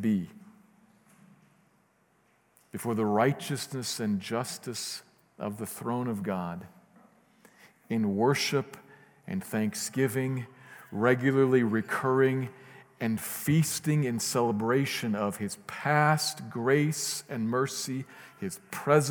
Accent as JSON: {"language": "English", "region": "Midwest", "country": "United States", "moved": "yes", "said": "I'm from the Midwest"}